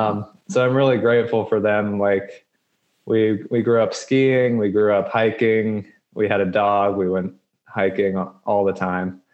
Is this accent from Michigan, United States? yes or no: no; Colorado Springs, Colorado, United States; now in Reno, United States; I grew up in Colorado Springs, which is like a mecca for running